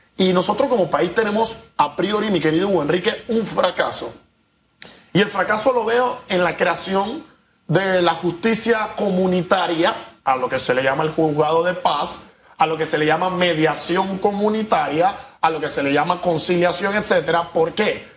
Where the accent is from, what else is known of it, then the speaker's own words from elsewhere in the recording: Panama; Tenemos nosotros como panameños